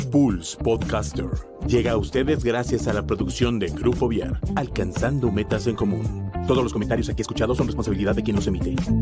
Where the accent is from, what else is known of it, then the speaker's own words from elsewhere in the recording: Mexico; soy mexicano